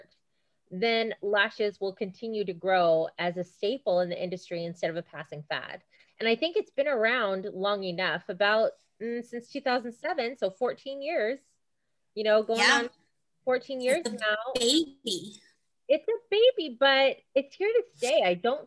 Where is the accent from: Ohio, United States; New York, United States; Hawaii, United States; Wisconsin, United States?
Hawaii, United States; Alana and I grew up in Hawaii. We're from Hawaii. I'm still here.